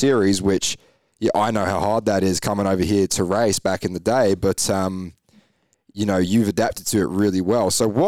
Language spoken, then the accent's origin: English; England, United Kingdom; Like, I'm from the UK. So I obviously raced growing up in England.